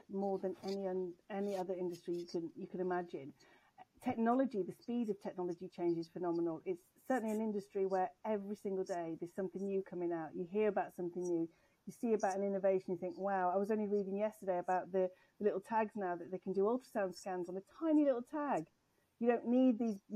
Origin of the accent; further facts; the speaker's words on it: England, United Kingdom; of being English, I never actually lived in England until I was 21.